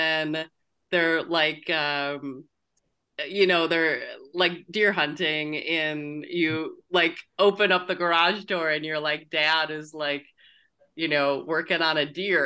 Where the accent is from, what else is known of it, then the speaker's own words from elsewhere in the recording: Midwest, United States; I'm from the Midwest, too